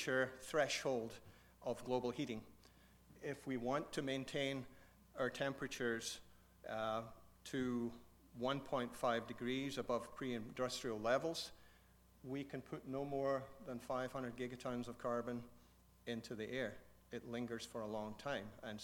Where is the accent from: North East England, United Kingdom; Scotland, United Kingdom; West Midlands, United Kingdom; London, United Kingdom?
Scotland, United Kingdom; central belt of; moved away as an adult; also born or lived in Africa / Alberta, Canada; now in Canada; I grew up in Scotland. I grew up in the central belt of Scotland.